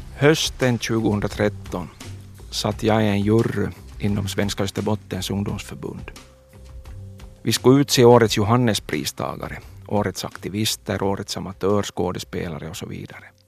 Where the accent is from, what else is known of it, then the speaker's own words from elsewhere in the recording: Kronoby, Ostrobothnia, Finland; Jag föddes i Kronoby 1972.